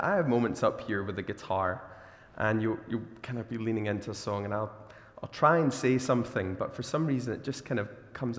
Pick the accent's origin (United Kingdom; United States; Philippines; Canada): United Kingdom; Glasgow, Scotland; also born or lived in Australia; as a Glaswegian